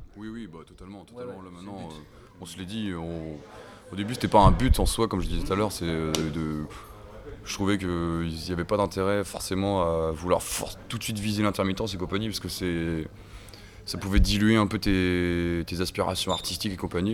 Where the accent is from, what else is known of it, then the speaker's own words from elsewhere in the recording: Paimpol, Brittany, France; moved away as an adult; now in Rennes, France; moi je suis originaire des Côtes d'Armor. Je suis né ici et j'ai vécu à côté de Paimpol. J'ai grandi à côté de Paimpol